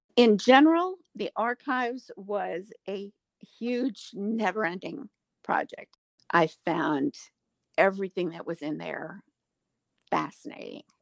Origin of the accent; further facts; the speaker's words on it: Wichita Falls, Texas, United States; also born or lived in Austin, Texas / Rio Grande Valley, Texas / South Carolina; I'm born and bred Texan. In fact, I, I was born in Wichita Falls